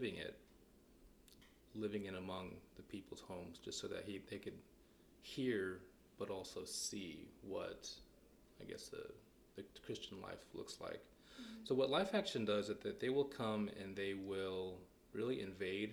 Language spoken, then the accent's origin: English; east of San Francisco, California, United States; moved away as an adult; I grew up in California